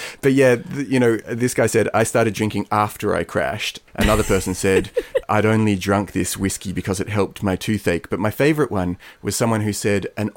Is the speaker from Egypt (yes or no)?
no; Sydney, New South Wales, Australia; Sydney, my hometown